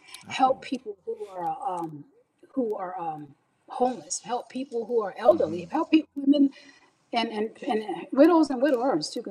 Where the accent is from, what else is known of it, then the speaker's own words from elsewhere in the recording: Pasadena, California, United States; also born or lived in Altadena, California; we grew up in Pasadena, California, and we call it Dina because we moved from Pasadena to Altadena